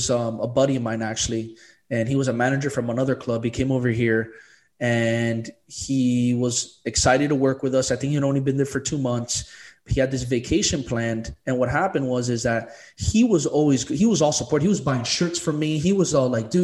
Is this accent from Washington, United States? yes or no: no; Miami, Florida, United States; I'm still from Miami